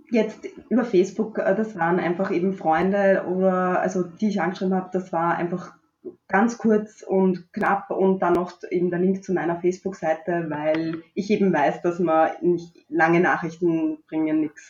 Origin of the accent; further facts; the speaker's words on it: Strasshof an der Nordbahn, Lower Austria, Austria; Aus Niederösterreich, also genauer gesagt aus Straßhof.